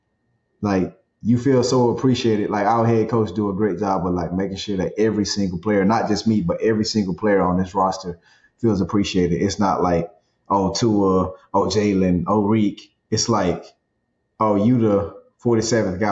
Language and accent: English; South Georgia, United States; That's just the way my grandparents raised me. I was born in South Georgia.